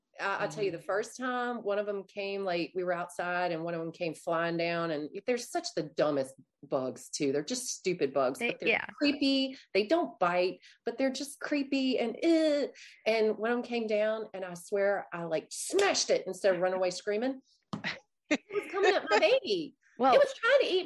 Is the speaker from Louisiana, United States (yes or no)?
yes; Louisiana, United States; I'm even from Louisiana and I don't speak French